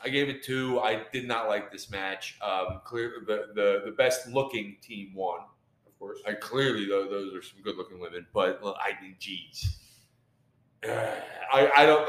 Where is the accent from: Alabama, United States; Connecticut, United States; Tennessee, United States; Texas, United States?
Tennessee, United States; Knoxville; hailing from Knoxville, Tennessee. that's our hometown. That's my hometown